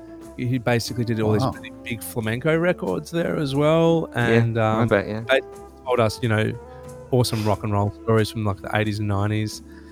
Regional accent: Australia; now in Granada, Spain; I'm from Australia and I live in Granada.

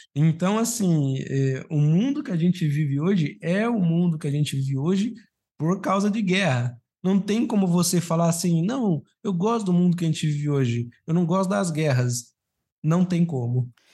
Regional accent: Brazil; eu fui criado no Brasil

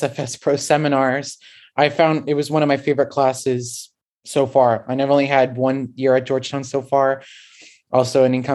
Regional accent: Portugal; now in Washington, United States; I grew up in Portugal

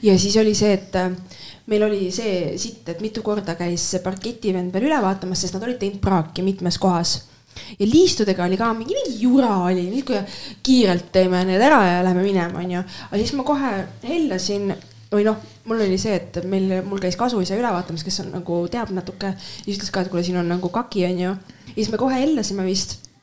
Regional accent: Estonia; ma olen eestlane

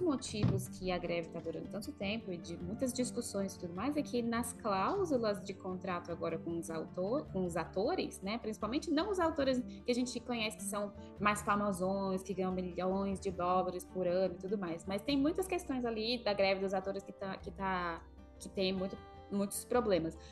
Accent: Brazil; moved away; Que é a origem da onde eu nasci, no Brasil, falando em português, e depois vivendo fora do Brasil há tantos anos, falando inglês com todo mundo.

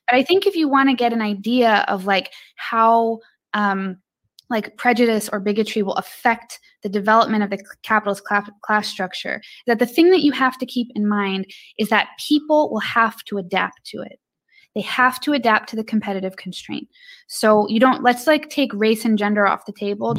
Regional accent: Illinois, United States; I'm from Illinois.

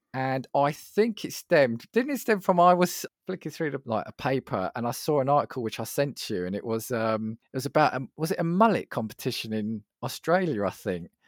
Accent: United Kingdom; as a Brit

